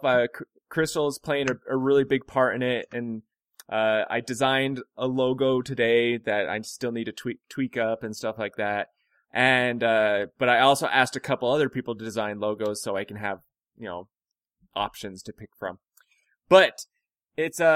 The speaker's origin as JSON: {"language": "English", "town": "Hobbs", "region": "New Mexico", "country": "United States", "said": "we're from Hobbs, New Mexico."}